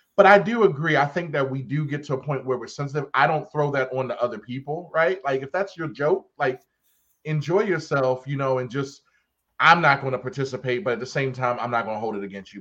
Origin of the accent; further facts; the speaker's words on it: Baltimore, Maryland, United States; I'm a county boy, I'm still from Baltimore